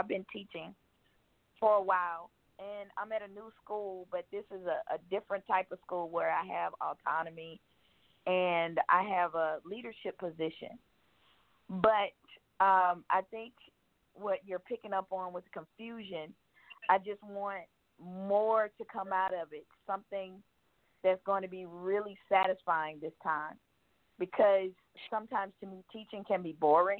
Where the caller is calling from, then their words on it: Georgia, United States; I'm from Georgia.